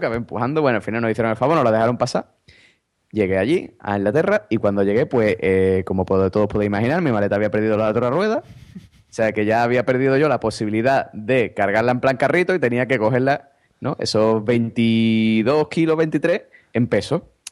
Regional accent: Spain; como los españoles somos buena gente

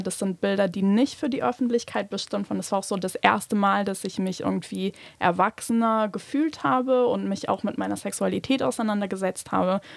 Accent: Luxembourg; ich bin in Luxemburg aufgewachsen und geboren

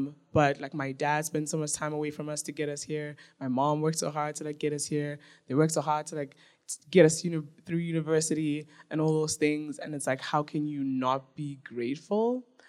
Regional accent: South Africa; also born or lived in Nigeria; And so when I tell people where I'm from, I'm like, oh, I'm Nigerian, and I was raised in South Africa.

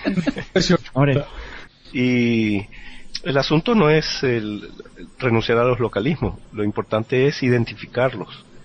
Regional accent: Venezuela; accent: Venezuelan; yo no estoy renunciando a mi acento venezolano, que es eh, totalmente venezolano

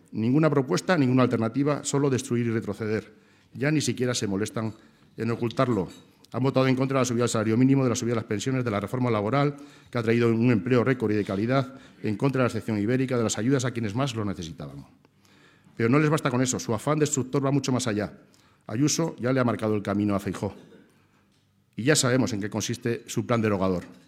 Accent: Navarre, Spain; como navarro

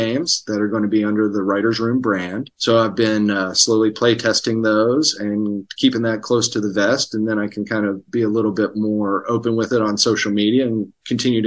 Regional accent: Hurricane, West Virginia, United States; moved away as an adult; now in Los Angeles, United States; I'm from Hurricane and grew up in Putnam County.

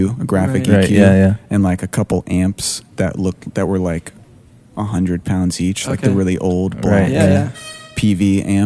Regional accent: Cary, North Carolina, United States; I grew up in Cary, North Carolina

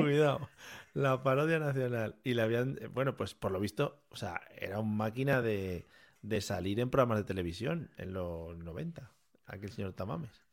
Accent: Spain; Somos los auténticos españoles

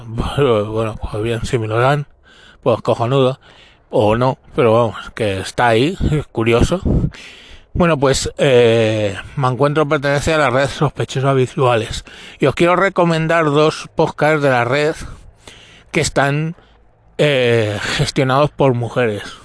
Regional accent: Spain; no representan a mi país

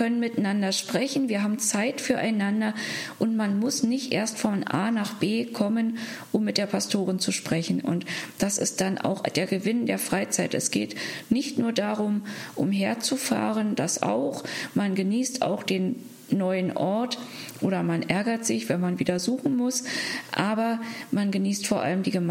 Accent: Berlin, Germany; in meiner Heimatstadt Berlin

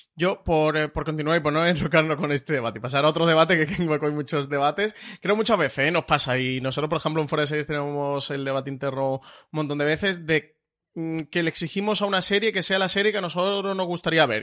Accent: Spain; nosotros como público español

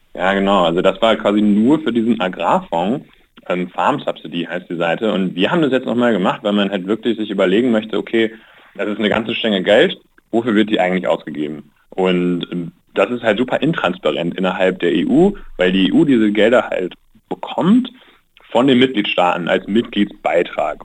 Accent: Germany; Deutschland, ich spreche Deutsch, ich, ich, bin Deutscher

